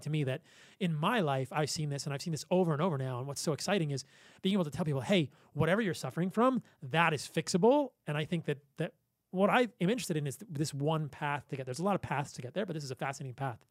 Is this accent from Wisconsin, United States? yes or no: no; Virginia, United States; I grew up in Virginia.